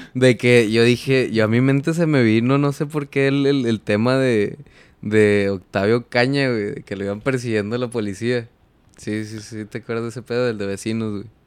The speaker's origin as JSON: {"language": "Spanish", "town": "Ciudad Acuña", "region": "Coahuila", "country": "Mexico", "said": "Yo soy de Acuña vengo del norte"}